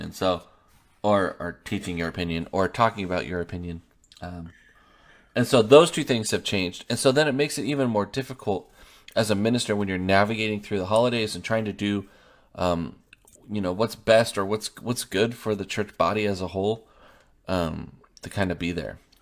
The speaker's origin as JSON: {"language": "English", "region": "Oregon", "country": "United States", "also_born_or_lived": "Kansas", "moved": "as an adult", "lives_now": "Longview, Texas, United States", "said": "I'm from Oregon, and then we lived in Kansas the last seven years."}